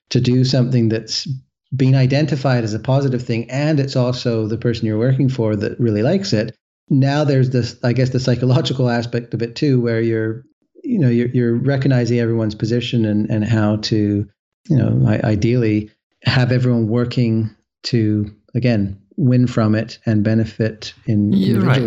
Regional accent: west coast of Canada, Canada; I'm from the West Coast of Canada

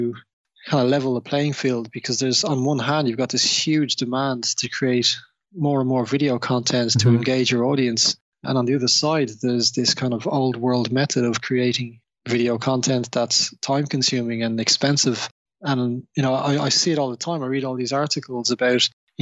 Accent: Dublin, Leinster, Ireland; now in London, United Kingdom; I was born and raised in Dublin

